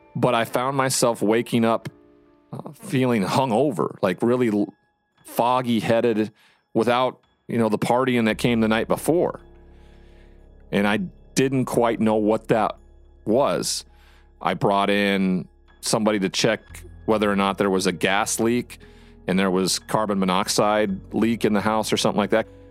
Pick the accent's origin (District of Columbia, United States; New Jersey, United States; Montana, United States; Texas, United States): Montana, United States; my home state of Montana